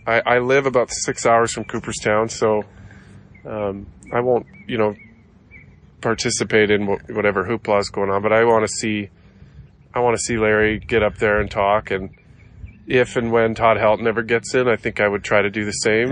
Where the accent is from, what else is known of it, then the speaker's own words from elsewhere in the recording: Canada; in my home country where, you know, baseball's popular, but it's not number one